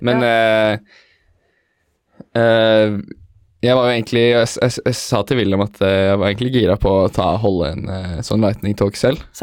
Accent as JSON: {"language": "Norwegian", "region": "Oslo", "country": "Norway", "said": "Jeg er fra Veitved, Oslo"}